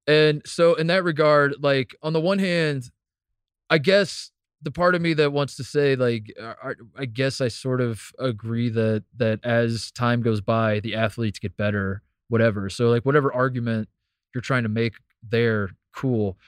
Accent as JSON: {"language": "English", "town": "Brownsburg", "region": "Indiana", "country": "United States", "tie": "born or raised there", "said": "I'm still from Hendricks County, Indiana"}